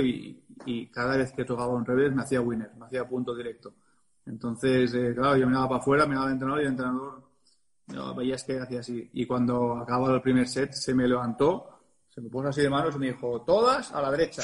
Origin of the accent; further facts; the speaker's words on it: Barcelona, Catalonia, Spain; es mi club, desde los 14 años que soy del club del Real Club de Tenis Barcelona